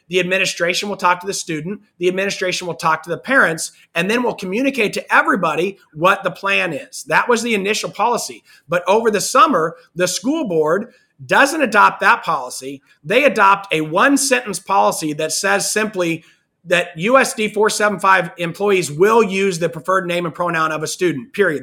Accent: Kansas, United States; I'm from, I'm from Kansas

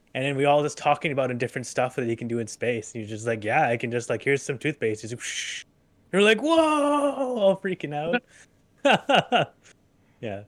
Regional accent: Truro, Nova Scotia, Canada; my hometown. There's very there's very open skies

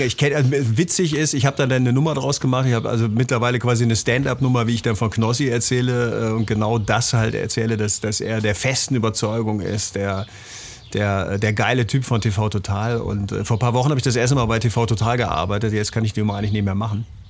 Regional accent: Bremen, Germany; moved away; also born or lived in Central Germany; Budenbremer, wie man das nennt. Das heißt, ich bin gebürtiger

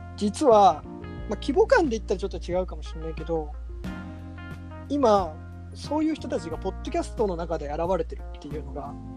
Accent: Hamamatsu, Shizuoka, Japan; 僕らの地元浜松

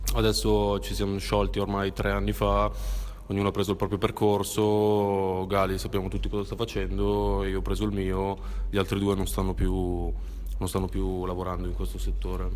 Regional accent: Milan, Lombardy, Italy; vengo da Milano

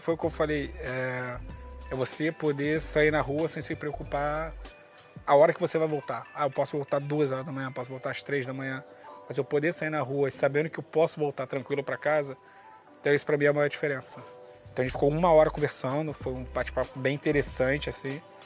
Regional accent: Rio de Janeiro, Brazil; now in Portugal; venho do Rio de Janeiro

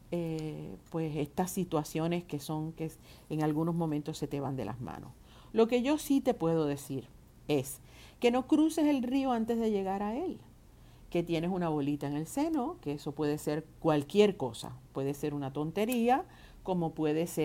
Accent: San Lorenzo, Puerto Rico; Soy parte del Club Amigos de Etnita aquí en Puerto Rico. Soy de San Lorenzo.

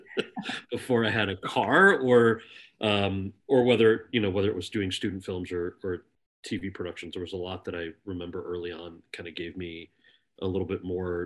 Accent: New Jersey, United States; moved away as an adult; also born or lived in Los Angeles, California; I was born and raised in New Jersey

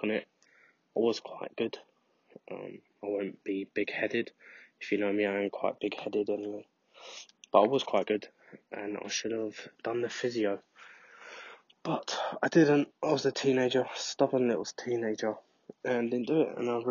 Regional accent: London, United Kingdom; also born or lived in Scotland; I was born in London and then moved to Scotland for my mum to go to uni and then came back when I was about six or seven.

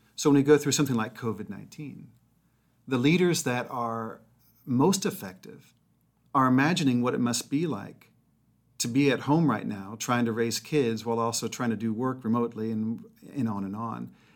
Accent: Mobile, Alabama, United States; I grew up in Mobile, Alabama

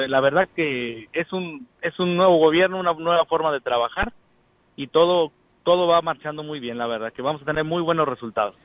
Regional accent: Xilitla, San Luis Potosí, Mexico; a mi pueblo, a nuestro pueblo de Gilitla

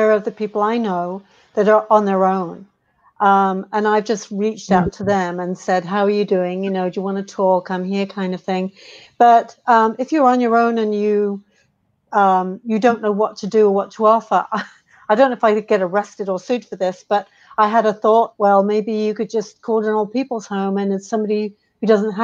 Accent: United Kingdom; being a Brit

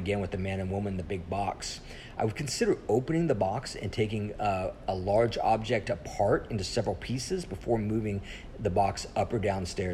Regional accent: Colorado, United States; now in Texas, United States; I grew up in Colorado

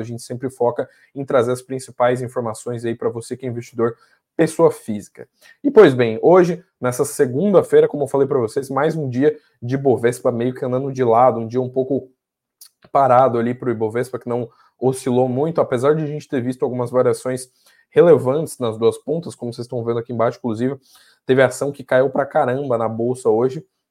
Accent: Santa Catarina, Brazil; minha terra, de onde eu nasci, lá de Santa Catarina

